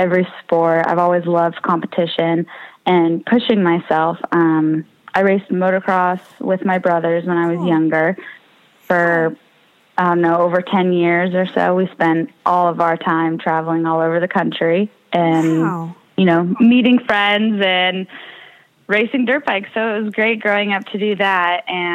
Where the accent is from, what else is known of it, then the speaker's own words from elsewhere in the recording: Walnut Creek, California, United States; I'm from Walnut Creek, California